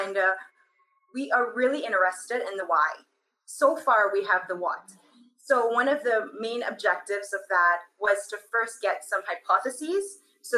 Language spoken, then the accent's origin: English; Trinidad & Tobago; moved away; I am from Trinidad and Tobago.